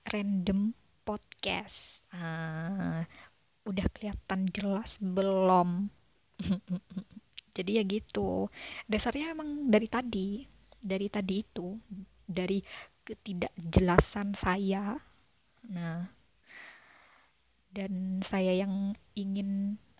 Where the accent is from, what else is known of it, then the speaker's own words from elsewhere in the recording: East Java, Indonesia; jadi aku mam um, aku dari Jawa Timur sebuah daerah di Jawa Timur sana